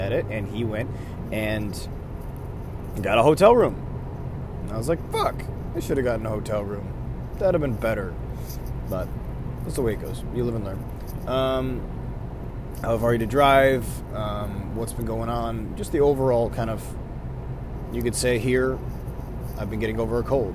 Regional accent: Buffalo, New York, United States; I'm from Buffalo, New York

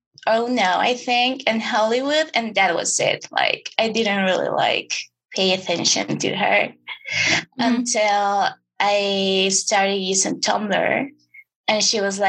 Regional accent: Mexico City, Mexico; I'm from Mexico City

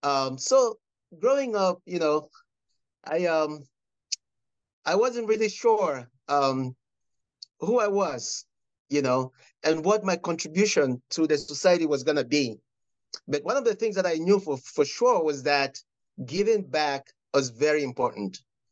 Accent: Cameroon; Oh, I grew up in Cameroon.

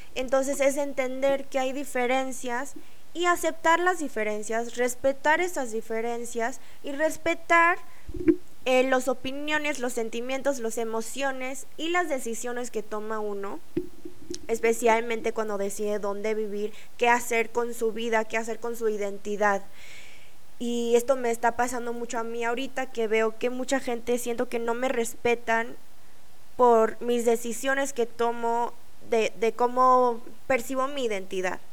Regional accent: Mexico; moved away as an adult; also born or lived in South Korea; cuando crecí en México, nuestra cultura asiática

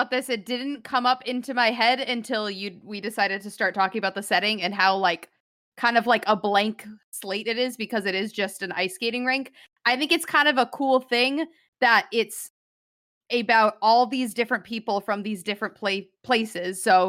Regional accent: New England, United States; I'm from the New England area, so all my friends ice skated.

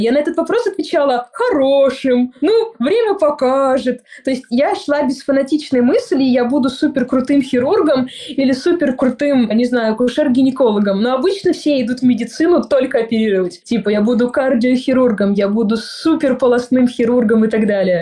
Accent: Kotelnikovo, Volgograd Oblast, Russia; moved away; я выросла в городе, который называется-то городом с недавнего времени. То есть, в принципе, большая деревня

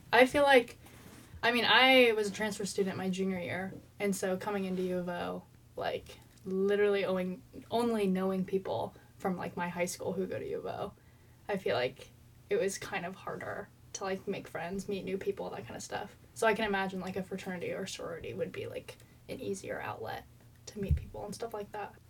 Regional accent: Eugene, Oregon, United States; I'm from Eugene

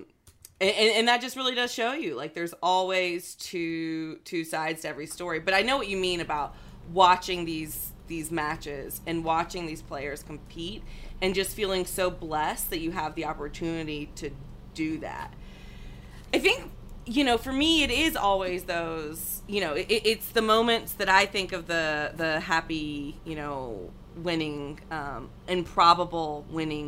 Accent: United States; as an American

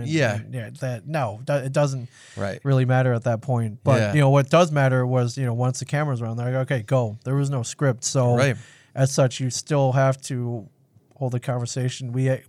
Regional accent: Midwest, United States; where I grew up in the Midwest, it was every line out of me and my friend's mouths when I was growing up was all sarcasm.

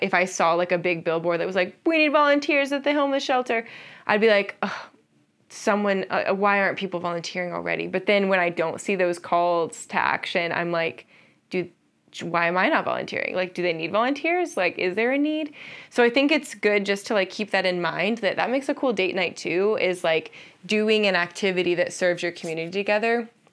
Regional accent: Columbus, Ohio, United States; I'm from Columbus, Ohio, and we live there now

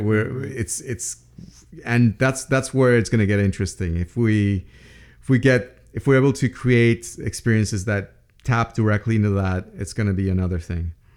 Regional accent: Andes Mountains of Venezuela, Venezuelan Andes, Venezuela; I grew up in the Andes Mountains of Venezuela

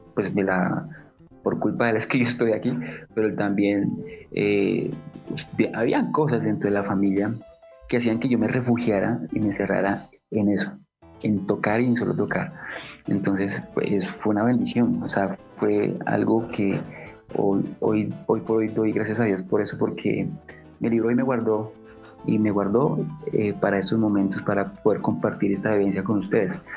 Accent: Bogotá, Colombia; yo soy Rolo, yo soy bogotano

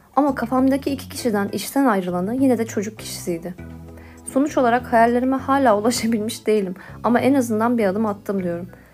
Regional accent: Istanbul, Turkey; born or raised there

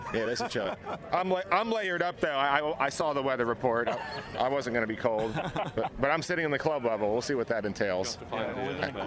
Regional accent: Nashville, Tennessee, United States; I'm from Nashville, Tennessee

